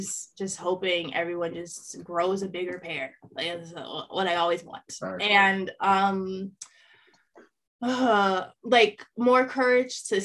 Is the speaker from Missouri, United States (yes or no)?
no; Wisconsin, United States; I'm from Wisconsin, but like I'm from Mississippi. Like that's where my people are from.